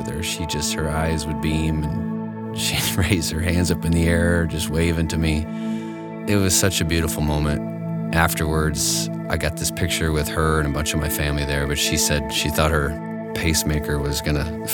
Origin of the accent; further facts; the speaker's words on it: Connecticut, United States; I grew up in Connecticut